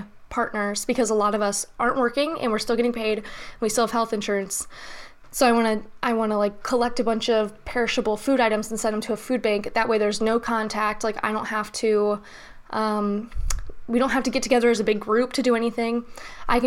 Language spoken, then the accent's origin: English; United States; I'm an American